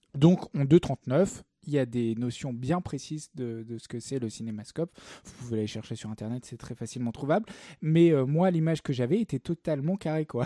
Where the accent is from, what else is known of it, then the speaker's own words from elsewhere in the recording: the South, southern France, France; je suis, du Sud